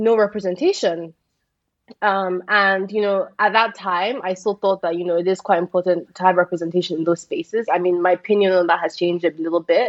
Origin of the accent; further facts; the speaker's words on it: Nigeria; being a Nigerian influencer